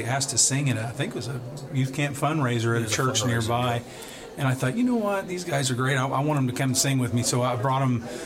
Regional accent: Sapulpa, Oklahoma, United States; from Sepulpa, Oklahoma.

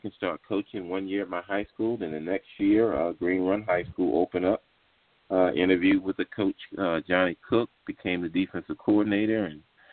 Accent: Virginia Beach, Virginia, United States; I'm from Virginia Beach, born and raised in Virginia Beach

